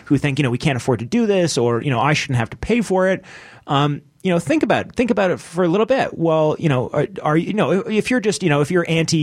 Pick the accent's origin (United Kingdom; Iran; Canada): Canada; I love being a Canadian